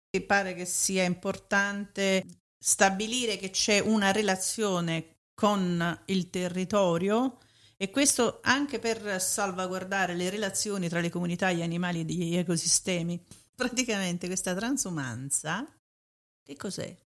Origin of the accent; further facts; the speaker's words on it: Naples, Campania, Italy; Da napoletani